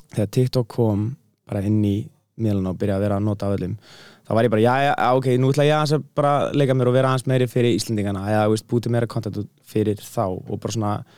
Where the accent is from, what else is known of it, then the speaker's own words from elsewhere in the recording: Iceland; réttar sagt er ég hálf bretti og hálf íslningur en þú veist, ég er búin að búa aðna hérna í laðlæmina þannig að ég myndi segja að ég var miklu meira íslningu frekar en brettið